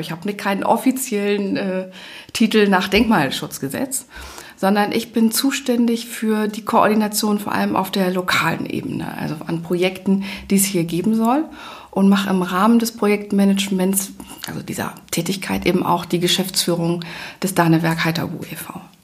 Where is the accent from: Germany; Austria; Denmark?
Germany; Leipzig, Saxony; moved away as an adult; Also ich komme selber aus einer Großstadt, ich komme eigentlich aus Leipzig